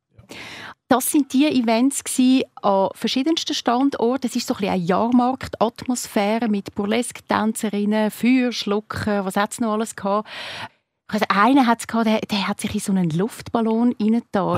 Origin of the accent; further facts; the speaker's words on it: Zurich, Switzerland; als Zürcherin